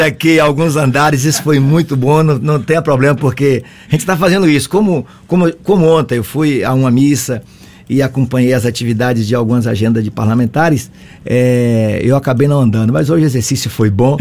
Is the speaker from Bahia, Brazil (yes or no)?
yes; Aiquara, Bahia, Brazil; você chega no município, onde eu nasci, Aiquara